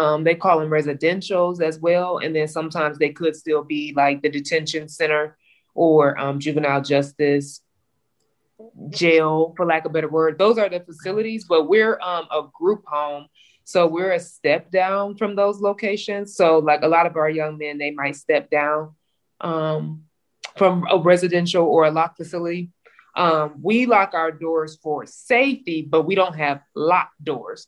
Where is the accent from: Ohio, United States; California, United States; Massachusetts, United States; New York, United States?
Ohio, United States; Cleveland; I'm from Cleveland, Ohio.